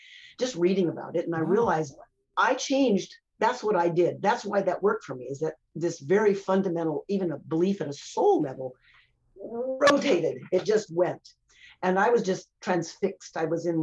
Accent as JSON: {"language": "English", "country": "United States", "tie": "born or raised there", "moved": "yes", "lives_now": "Canada", "said": "I'm an American by birth."}